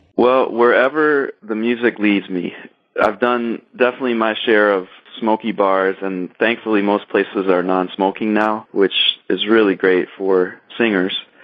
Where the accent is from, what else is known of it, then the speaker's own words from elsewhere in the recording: Kalamazoo, Michigan, United States; also born or lived in Detroit, Michigan / Chicago, Illinois; now in Ann Arbor, United States; I was born and raised in Kalamazoo, Michigan, which is a wonderful small city in southwest Michigan.